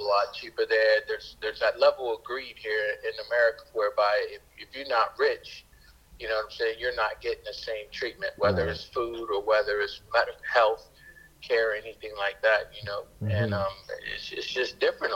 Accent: Germany; moved away; I was born in Germany. I spent most of my time in Germany

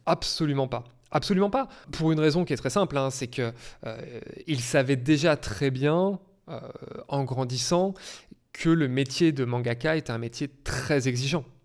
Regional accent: Auvergne-Rhône-Alpes, France; moved away; je viens de, région, comme on dit, je viens d'Auvergne

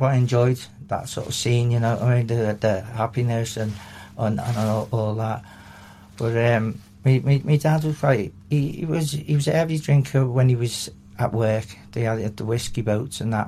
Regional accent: Liverpool, North West England, United Kingdom; I was born in Liverpool, in um, around this area

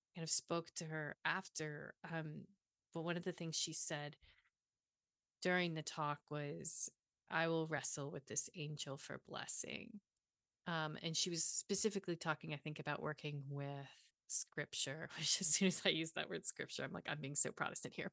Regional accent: the South, United States; growing up in the South

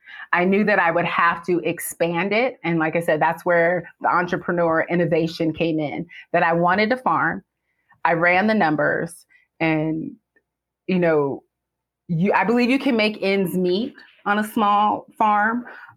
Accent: California, United States; We're originally from California, or at least I am.

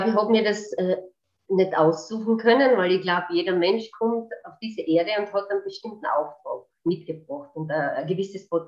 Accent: Carinthia, Austria; also ich bin eine Kärntnerin

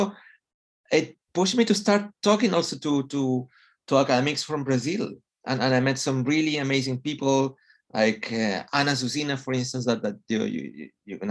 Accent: Chile; first language Spanish; English is a second language; moved away as an adult; also born or lived in London, United Kingdom / Los Angeles, United States; now in United Kingdom; I'm from Chile

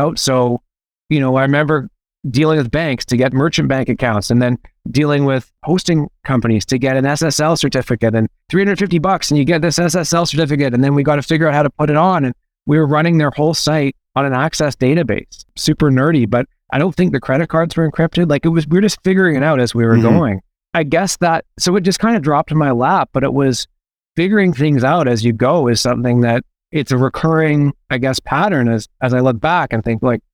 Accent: Vancouver, British Columbia, Canada; also born or lived in Hamilton, Ontario; Well, I was born in Hamilton, and then my mom and I moved to Vancouver when I was three. So I claim Vancouver.

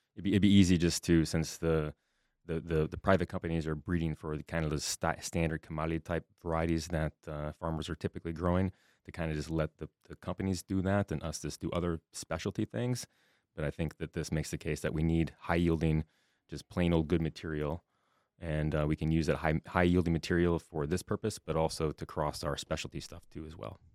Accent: Southwest Minnesota, United States; moved away as an adult; also born or lived in Wisconsin / New York / Nebraska; come back here to Minnesota, my home state

